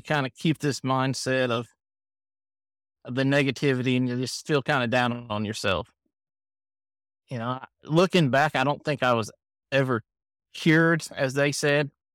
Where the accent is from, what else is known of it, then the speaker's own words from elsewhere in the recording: Camden, Ohio, United States; now in Kentucky, United States; We grew up in Ohio, Camden, which is between Cincinnati and Dayton